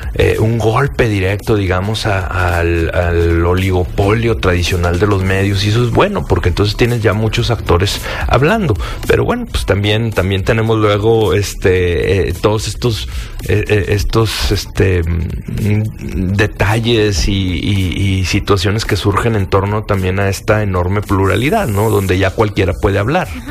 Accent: Mexico

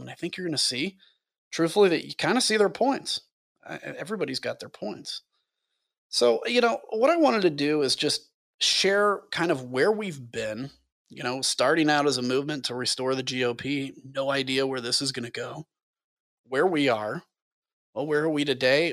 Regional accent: United States; I was from the United States of America

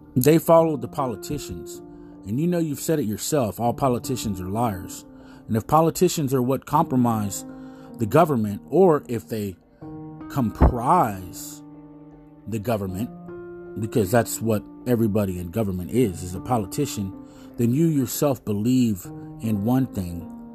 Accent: United States; We're American

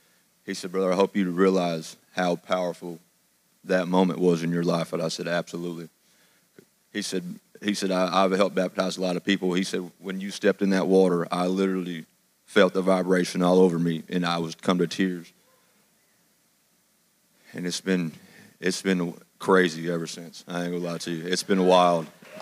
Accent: Madisonville, Kentucky, United States; From Madisonville, Kentucky.

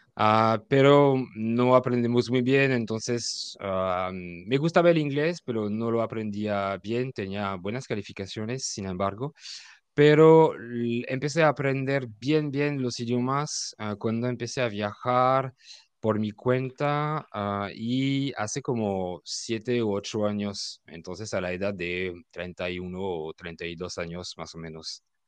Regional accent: France; Spanish is a second language; also born or lived in Mexico; soy francés, ah, vivo en Francia

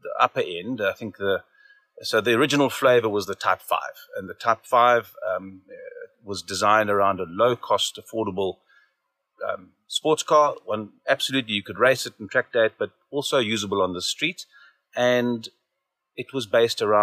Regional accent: Zimbabwe; now in Cape Town, South Africa; I grew up in Zimbabwe, eventually ended up in Cape Town

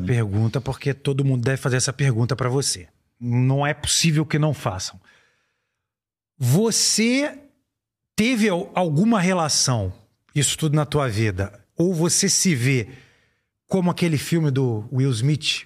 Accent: Brazil; eu vou falar como brasileiro

